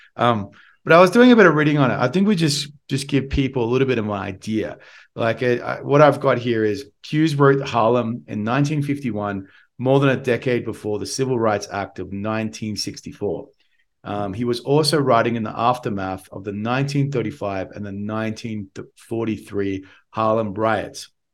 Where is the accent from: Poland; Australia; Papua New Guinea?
Australia; accent: Australian; my Australian accent